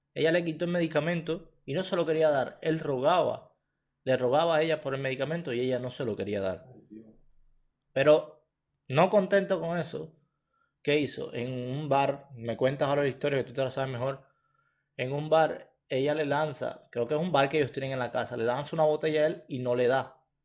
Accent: Cuba; moved away as an adult; now in Canada; Nosotros salimos de Cuba, directo para aquí

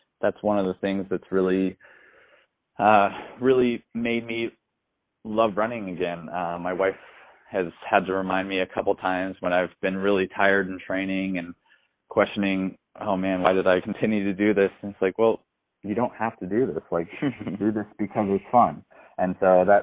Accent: Fort Collins, Colorado, United States; I grew up in Fort Collins

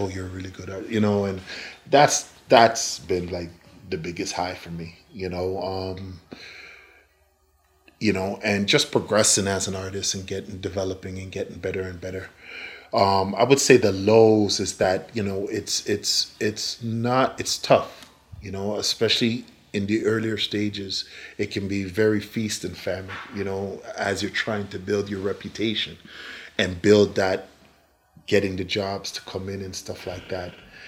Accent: Newmarket, Ontario, Canada; moved away as an adult; we came from Newmarket, Ontario. We kind of changed the whole dynamics of our life, came down here, and we've established ourselves.

